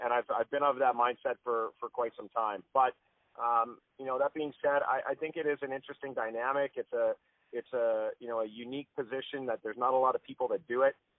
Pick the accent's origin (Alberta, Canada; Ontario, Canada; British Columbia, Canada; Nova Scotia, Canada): Alberta, Canada; Calgary; we grew up in the Calgary Board of Education system